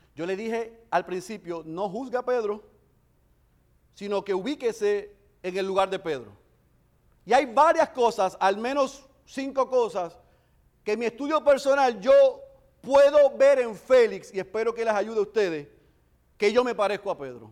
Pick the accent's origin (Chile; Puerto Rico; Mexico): Puerto Rico; Bayamón; somos como yo de Bayamón